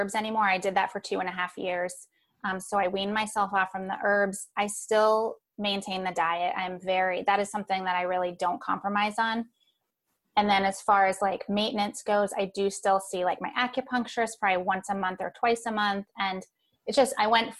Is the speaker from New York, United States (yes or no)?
yes; Long Island, New York, United States; I was born on Long Island in New York